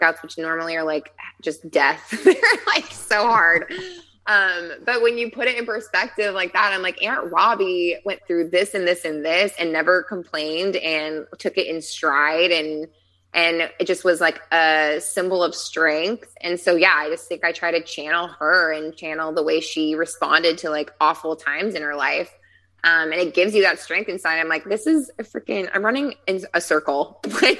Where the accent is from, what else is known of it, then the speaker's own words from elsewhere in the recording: Wheat Ridge, Colorado, United States; moved away as an adult; now in Chula Vista, United States; I grew up outside of Denver in like a suburb of Denver in Wheat Ridge, Colorado